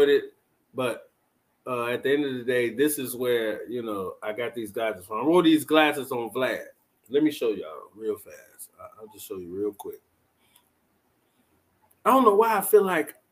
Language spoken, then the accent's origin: English; Chicago, Illinois, United States; now in Atlanta, United States; I'm from Chicago.